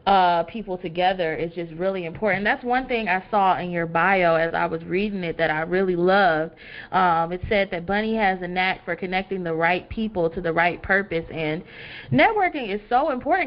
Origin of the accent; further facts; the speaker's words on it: Detroit, Michigan, United States; I'm from Detroit.